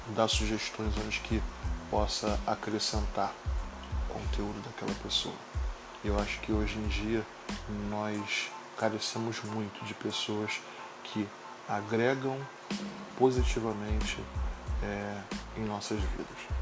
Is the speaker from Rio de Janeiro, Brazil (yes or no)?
yes; Rio de Janeiro, Brazil; sou do Rio de Janeiro